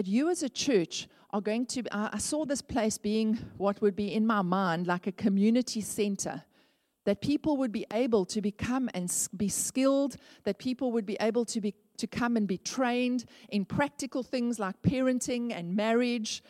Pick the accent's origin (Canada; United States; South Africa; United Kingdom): South Africa; Port Elizabeth, Eastern Cape; I grew up in Northumberland Avenue